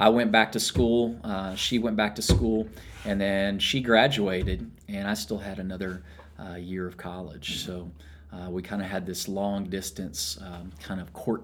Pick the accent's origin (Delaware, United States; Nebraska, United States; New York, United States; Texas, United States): Texas, United States; Irving; I was born and raised right there in Irving, Texas, as well